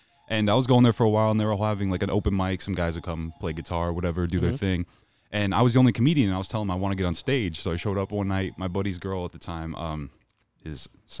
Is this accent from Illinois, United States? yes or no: no; Phoenix, Arizona, United States; now in Jefferson City, United States; So I moved from Phoenix, to Jefferson City, Missouri.